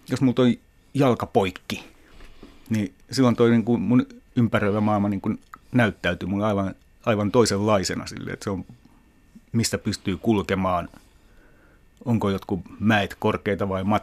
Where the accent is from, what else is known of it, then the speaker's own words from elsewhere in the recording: Lahti, Päijät-Häme, Finland; moved away; also born or lived in Switzerland; Mä olin ensin asunut lapsena, lapsena ja nuorena Lahdessa.